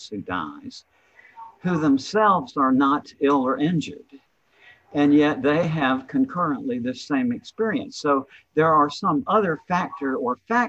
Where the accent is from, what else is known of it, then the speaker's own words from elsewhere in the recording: the South, United States; I'm from the South.